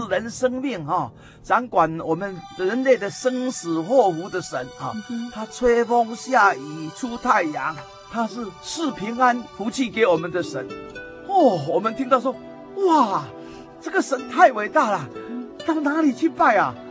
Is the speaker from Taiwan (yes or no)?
yes; Taipei, Taiwan; 小时候我就出生在台北市嘛，啊。嗯哼。啊，那台北，啊，当时当然还不繁华哈，啊，那我父亲又是在台北市教育局服务哈，是个公务员哈